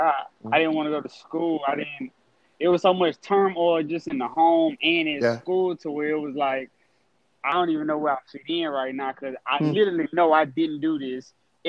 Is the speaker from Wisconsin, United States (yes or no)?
no; Lake Charles, Louisiana, United States; I'm from Lake Charles, Louisiana.